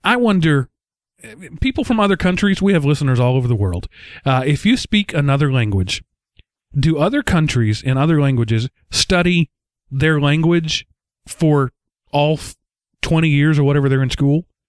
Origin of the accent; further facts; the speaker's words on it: Texas, United States; accent: Texas; my accent is thicker. My Texas comes out more when I get tired at the end of a long day